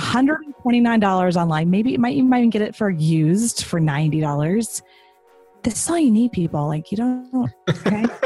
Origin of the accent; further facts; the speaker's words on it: Texas, United States; I'm from Texas.